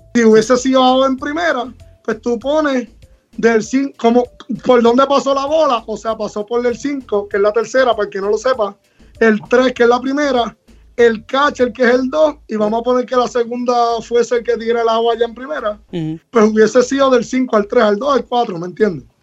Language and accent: Spanish; Puerto Rico; somos de acá, soy de acá de Calle